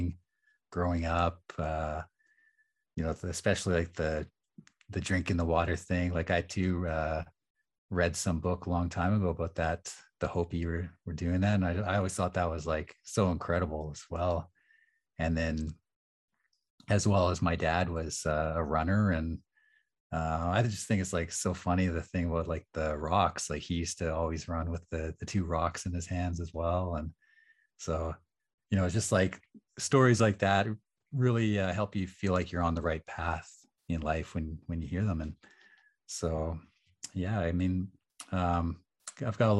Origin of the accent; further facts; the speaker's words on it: Nanaimo, British Columbia, Canada; also born or lived in Edmonton, Alberta / Musqueam; I was born in Edmonton and I lived there for several years. So I was about 8, and then I moved to Nanaimo, and spent the winters in the school year rather in Nanaimo